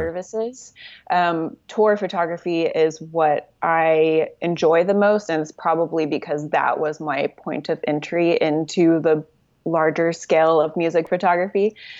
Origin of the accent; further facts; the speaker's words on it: Oklahoma City, Oklahoma, United States; moved away as an adult; now in Los Angeles, United States; I am from Oklahoma City. Uh, I lived there most of my life